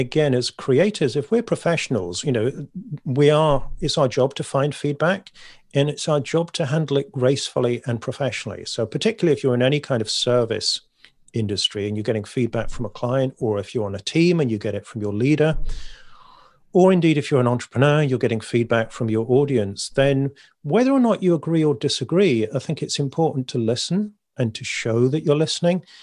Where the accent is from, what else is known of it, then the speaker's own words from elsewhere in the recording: United Kingdom; I'm British